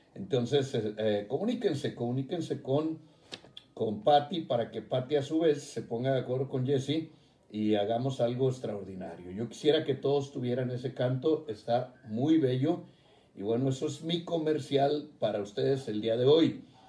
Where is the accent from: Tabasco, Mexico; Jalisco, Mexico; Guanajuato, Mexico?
Jalisco, Mexico; mi tierra, Jalisco